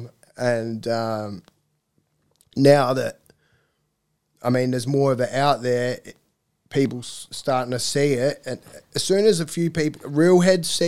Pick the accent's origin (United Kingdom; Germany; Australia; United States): Australia; being Aussie